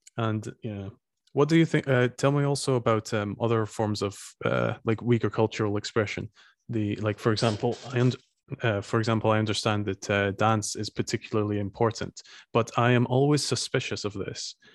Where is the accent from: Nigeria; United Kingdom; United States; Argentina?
United Kingdom; Scotland; now in Estonia; I'm from Scotland